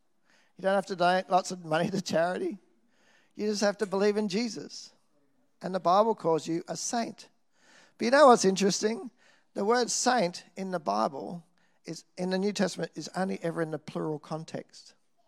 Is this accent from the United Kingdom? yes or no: no; Nambour, Queensland, Australia; Whether it's the church I grew up in Nambour, Salvation Army, and the love and encouragement I received there, whether it's the church I went to when I moved to Brisbane, North Brisbane Salvation Army